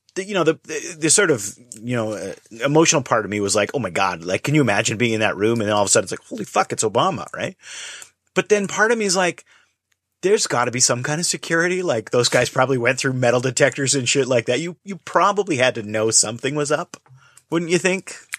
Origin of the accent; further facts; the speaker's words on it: Canada; I was from Canada